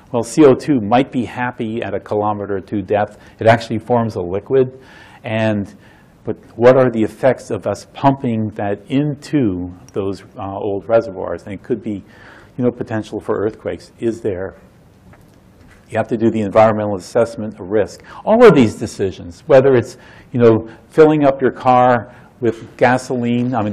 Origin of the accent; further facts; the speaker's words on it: Florida, United States; And I vividly recall growing up in Florida, the site of burning tankers, uh, particularly in 1942 and half of 43.